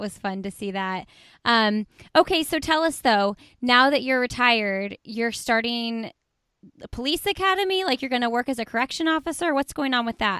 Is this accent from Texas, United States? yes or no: no; Indianapolis, Indiana, United States; I'm from Indianapolis. And so I actually went to high school with her husband